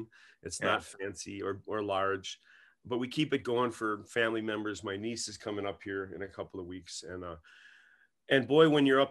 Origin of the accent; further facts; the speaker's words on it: South Milwaukee, Wisconsin, United States; I grew up in South Milwaukee on the south side and lived in a couple other states, but most of my life been in Milwaukee County